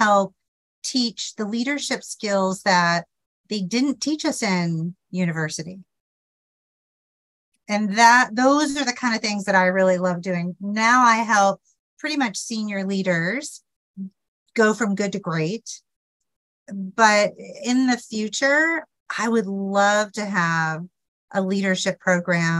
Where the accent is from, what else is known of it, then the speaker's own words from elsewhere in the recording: Memphis, Tennessee, United States; I'm from the South, as you know, I'm from Memphis, just up the road a piece from you.